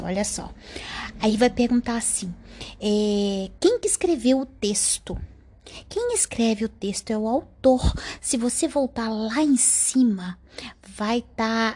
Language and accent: Portuguese; Brazil; a gente é do Brasil